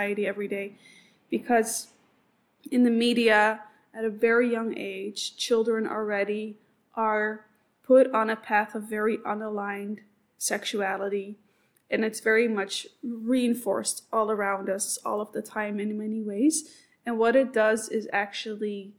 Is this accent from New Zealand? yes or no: no; Amsterdam, North Holland, Netherlands; I come from Amsterdam